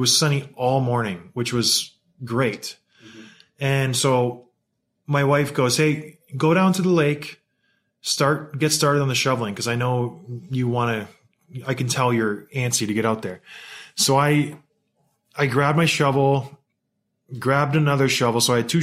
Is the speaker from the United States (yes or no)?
no; St. Catharines, Ontario, Canada; I grew up in St. Catharines, Ontario, and where I lived, there was a pond called Martindale Pond in Port Dalhousie